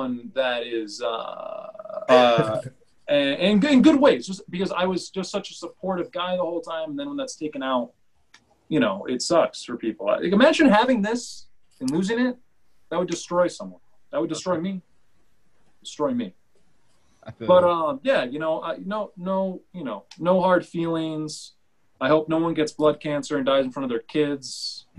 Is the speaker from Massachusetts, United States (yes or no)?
yes; Worcester, Massachusetts, United States; I grew up in Worcester